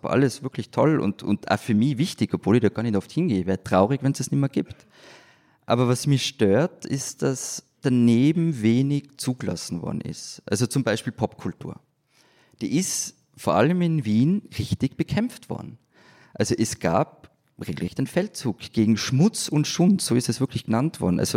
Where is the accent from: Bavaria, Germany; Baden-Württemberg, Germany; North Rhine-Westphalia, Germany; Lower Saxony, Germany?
North Rhine-Westphalia, Germany; Dortmund; komme aus Dortmund